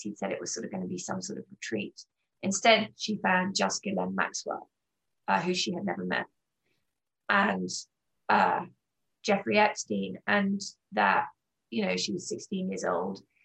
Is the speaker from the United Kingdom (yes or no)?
yes; England, United Kingdom; moved away as an adult; now in United States; I grew up in England um, and moved to America in 1997 in my mid 20s with my then husband